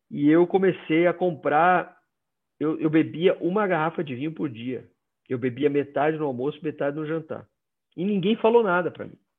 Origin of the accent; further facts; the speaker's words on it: Northeast Region, Brazil; Eu sou nordestino, então toda festa tinha bebida.